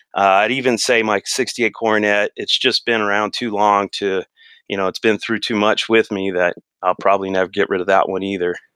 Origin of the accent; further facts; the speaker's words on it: Riverside County, California, United States; also born or lived in Los Angeles County; Just a kid, we moved from Los Angeles County out to Riverside County.